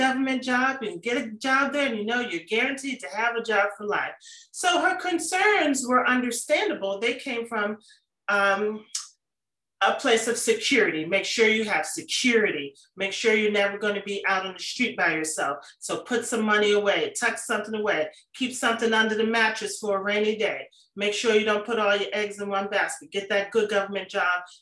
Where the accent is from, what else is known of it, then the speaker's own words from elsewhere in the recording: Washington, District of Columbia, United States; born and raised in Washington, D.C.